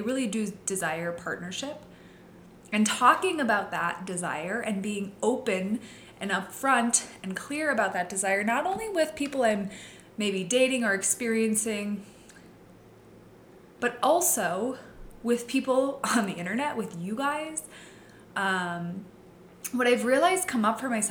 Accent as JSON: {"language": "English", "region": "Midwest", "country": "United States", "tie": "born or raised there", "said": "I grew up in the Midwest. I grew up in a very small town"}